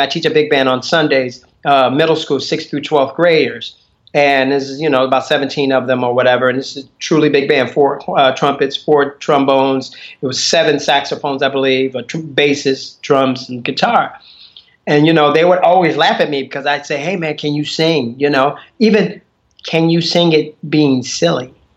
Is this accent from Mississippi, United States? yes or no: no; Chicago, Illinois, United States; I grew up in Chicago